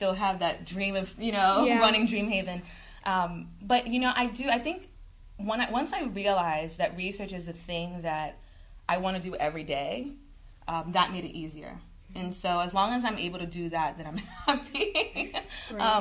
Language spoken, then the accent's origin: English; New York City, New York, United States; accent: New York; I am from the Bronx, New York, originally, and my parents are of Jamaican and Cuban descent. So I'm a first-generation American. And I grew up in a community in the Bronx